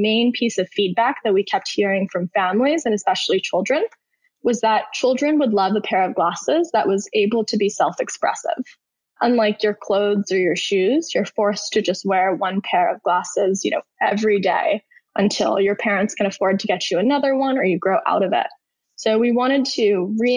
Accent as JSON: {"language": "English", "town": "New York City", "region": "New York", "country": "United States", "tie": "born or raised there", "also_born_or_lived": "Stanford, California", "moved": "as an adult", "said": "I'm originally from New York City. I grew up there my entire life."}